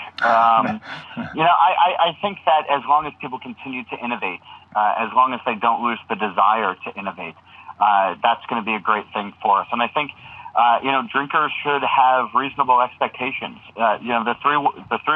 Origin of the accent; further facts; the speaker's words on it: New Jersey, United States; I grew up in New Jersey